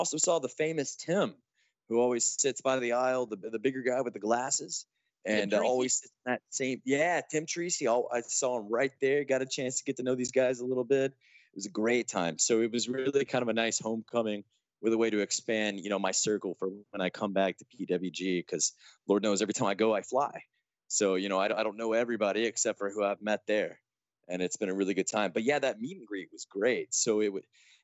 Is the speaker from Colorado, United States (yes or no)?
yes; Denver, Colorado, United States; my hometown of Denver